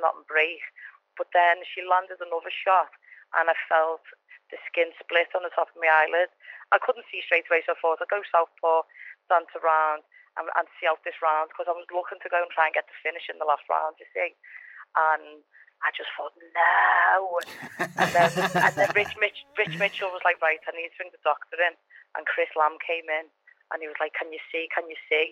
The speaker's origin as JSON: {"language": "English", "town": "Liverpool", "region": "North West England", "country": "United Kingdom", "said": "I'm from Norris Green, I'm from a tough area, and I'm a tough cat"}